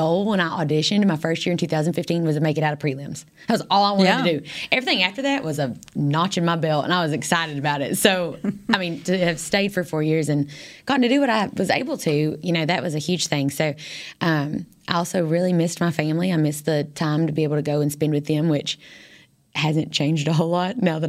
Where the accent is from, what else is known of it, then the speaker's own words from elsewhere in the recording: Irvine, Kentucky, United States; moved away as an adult; now in Texas, United States; I enjoyed growing up in Irvine, Kentucky.